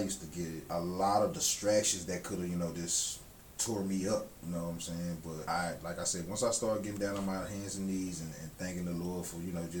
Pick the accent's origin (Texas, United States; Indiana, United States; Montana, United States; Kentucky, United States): Texas, United States; Dallas; And I'm from Dallas, so cool.